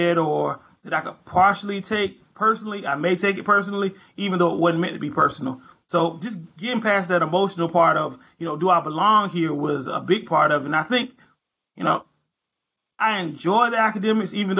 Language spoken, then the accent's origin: English; North Carolina, United States; North Carolina lawyer. I've been practicing criminal defense for about 5 years now. I do a lot of drugs, a lot of DWIs, a lot of assaults in my hometown